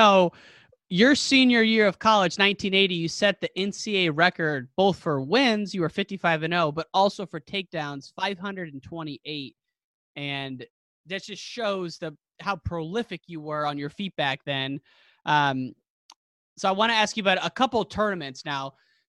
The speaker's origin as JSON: {"language": "English", "region": "Illinois", "country": "United States", "tie": "born or raised there", "said": "I grew up in Illinois where it's a takedown state."}